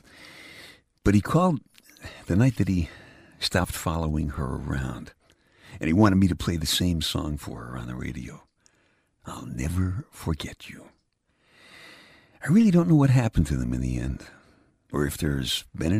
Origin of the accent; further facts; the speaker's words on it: New York City, New York, United States; moved away; I'm from Brooklyn